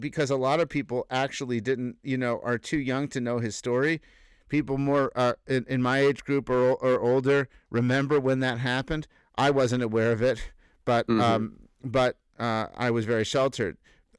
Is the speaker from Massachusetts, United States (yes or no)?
yes; Boston, Massachusetts, United States; also born or lived in San Francisco; I grew up in Boston.